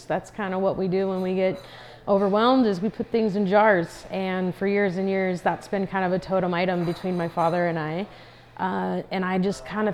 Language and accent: English; Paradise, California, United States; I am an artist from Paradise, California